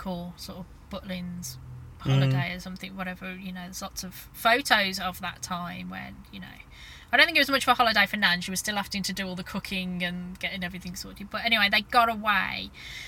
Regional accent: Birmingham, West Midlands, United Kingdom; I'm from Birmingham

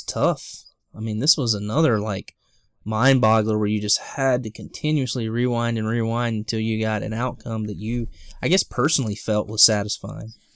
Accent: the South, United States; I'm a guy from the South

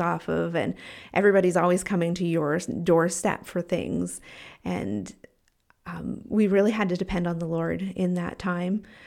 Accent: Canada; moved away as an adult; I was white and from Canada

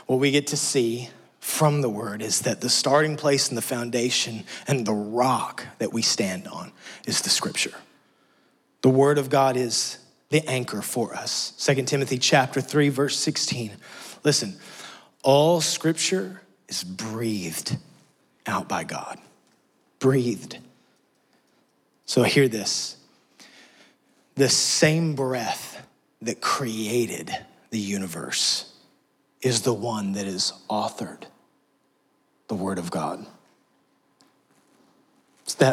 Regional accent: Texas, United States; moved away as an adult; now in Tennessee, United States; We're from Texas.

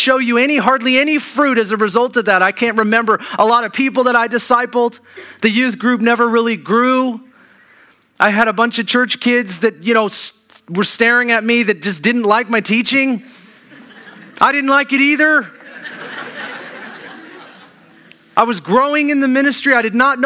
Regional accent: Kirkland, Washington, United States; I grew up in Kirkland

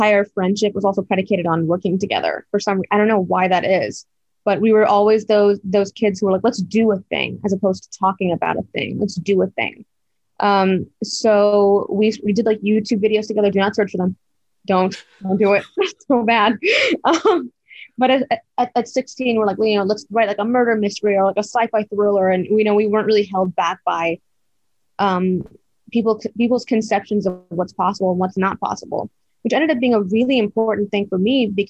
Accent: Plano, Texas, United States; moved away; I was in Plano, which is like a suburb of Dallas

